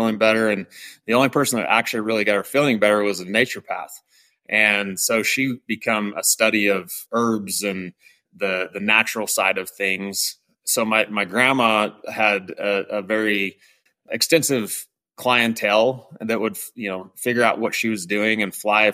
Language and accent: English; Jerome, Idaho, United States; born and raised in Southern Idaho. I was born in Jerome, Idaho